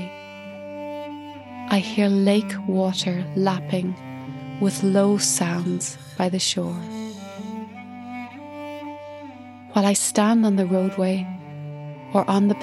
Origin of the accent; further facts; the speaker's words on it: Ireland; I'm an Irish cellist and composer